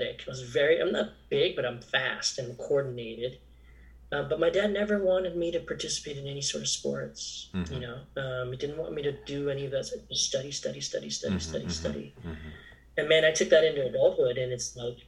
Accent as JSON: {"language": "English", "region": "Maryland", "country": "United States", "tie": "born or raised there", "said": "I was born here in Maryland in 1975"}